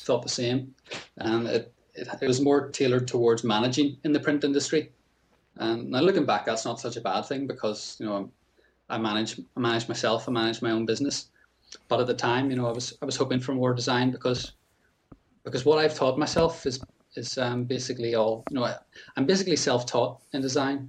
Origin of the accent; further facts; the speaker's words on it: Northern Ireland, United Kingdom; also born or lived in Scotland; I'm a Northern Irish designer. I'm living in Northern Ireland